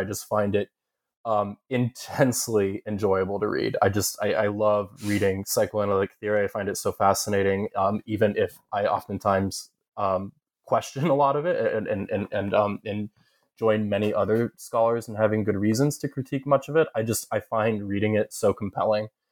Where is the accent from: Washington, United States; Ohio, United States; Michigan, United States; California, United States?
Ohio, United States; Southern; moved away as an adult; also born or lived in upstate New York / Kentucky / Massachusetts; I grew up in Southern Ohio, uh, though I'm from ups, upstate New York.